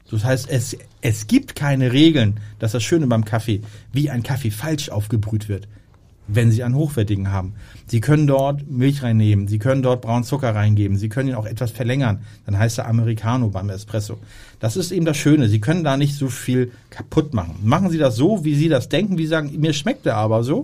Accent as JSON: {"language": "German", "region": "Hamburg", "country": "Germany", "said": "weil wir als Hamburger äh, haben dort keinen Zugriff."}